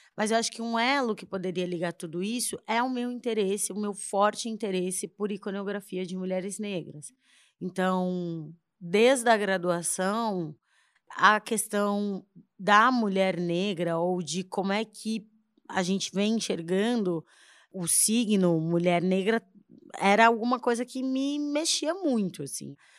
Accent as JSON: {"language": "Portuguese", "region": "São Paulo", "country": "Brazil", "tie": "born or raised there", "moved": "as an adult", "lives_now": "Salvador, Brazil", "said": "eu sou paulistana, nasci em São Paulo"}